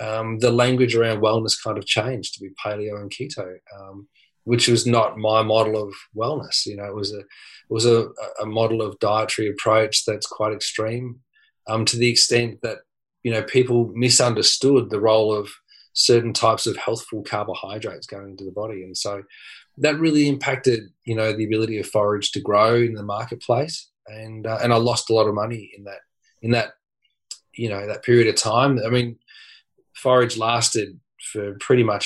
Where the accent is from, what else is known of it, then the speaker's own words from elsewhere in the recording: Dandenong, Victoria, Australia; I grew up in Dandenong